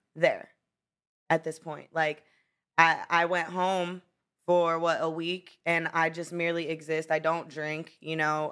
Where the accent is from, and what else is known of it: Brownsville, Pennsylvania, United States; born or raised there; moved away; also born or lived in Florida